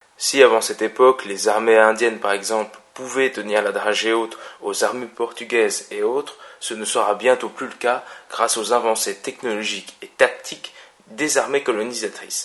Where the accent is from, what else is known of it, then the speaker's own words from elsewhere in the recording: Normandy, France; also born or lived in Algeria; je suis Normand je suis pied noir.